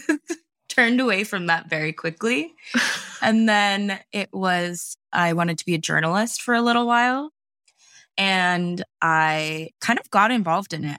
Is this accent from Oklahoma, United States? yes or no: no; California, United States; I am based in California. Um, I grew up here for the most part, and I've lived kind of all over the United States